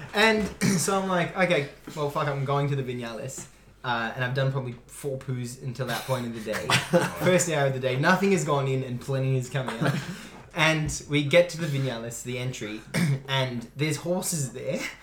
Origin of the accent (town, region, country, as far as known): Australia